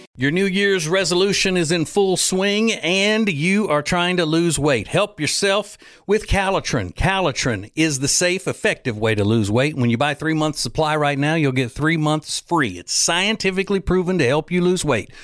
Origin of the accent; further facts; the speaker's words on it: Louisiana, United States; moved away as an adult; now in North Carolina, United States; We are from Louisiana originally. We live in North Carolina now and have for about twenty-four, twenty-five years